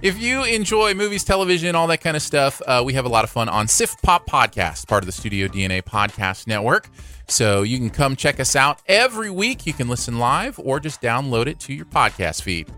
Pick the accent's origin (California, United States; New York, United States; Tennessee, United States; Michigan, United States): Michigan, United States; moved away; where I grew up in Michigan